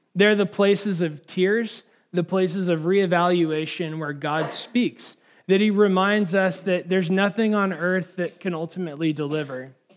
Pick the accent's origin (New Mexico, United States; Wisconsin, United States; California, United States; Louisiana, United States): California, United States; now in Washington, D.C. area, United States; I'm from California